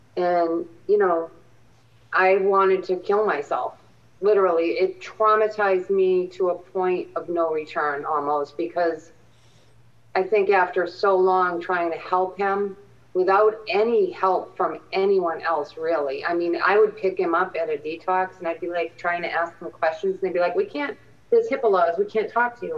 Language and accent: English; Randolph, Massachusetts, United States; a young kid growing up in Little Randolph